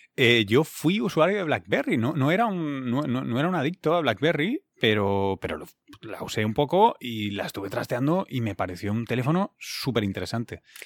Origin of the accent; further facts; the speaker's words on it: Barcelona, Catalonia, Spain; now in New York, United States; yo además soy originalmente catalán, soy de Barcelona